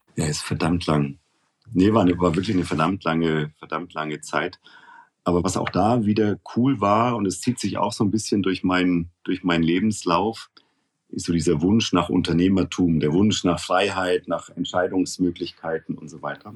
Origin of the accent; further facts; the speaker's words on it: Nuremberg, Bavaria, Germany; moved away as an adult; also born or lived in Munich / Bonn / Frankfurt; now in Switzerland; Ich bin ja gebürtiger Nürnberger, wie man, glaube ich, immer noch gut hören kann